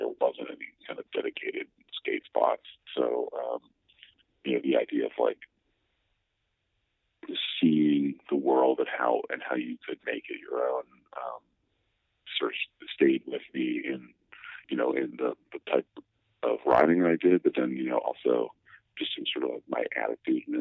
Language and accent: English; Massachusetts, United States; I did, yeah. Just out in the burbs